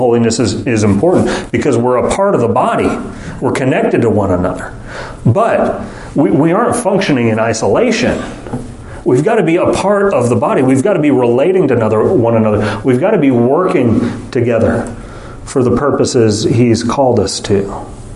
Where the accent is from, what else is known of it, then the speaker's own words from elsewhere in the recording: United States; we, as American Westerners